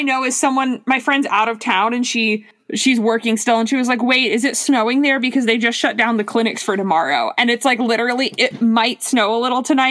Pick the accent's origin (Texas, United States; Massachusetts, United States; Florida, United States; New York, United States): Florida, United States; Miami; moved away; because I grew up in Miami